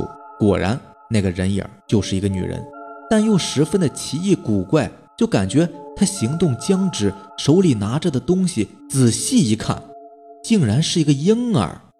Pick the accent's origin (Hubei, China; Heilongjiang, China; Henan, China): Heilongjiang, China; Jixian County; 我老家是住在集贤县的，三舅呢就住在老家。